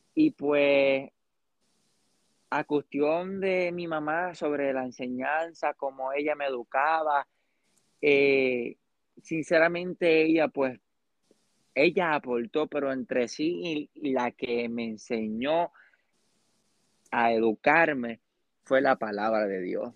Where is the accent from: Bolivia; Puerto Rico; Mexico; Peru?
Puerto Rico; also born or lived in Arecibo, Puerto Rico / Lares, Puerto Rico; soy de Puerto Rico. Eh, nací en Arecibo, Puerto Rico, y luego en Lares, Puerto Rico